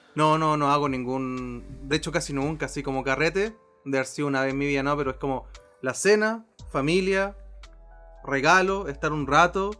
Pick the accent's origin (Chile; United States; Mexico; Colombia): Chile; como buen chileno.